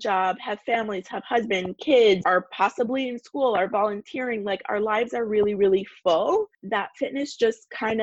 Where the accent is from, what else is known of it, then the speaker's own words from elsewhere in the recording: Toronto, Ontario, Canada; moved away as an adult; also born or lived in California; I was moving from Toronto, where I'm from originally, to California.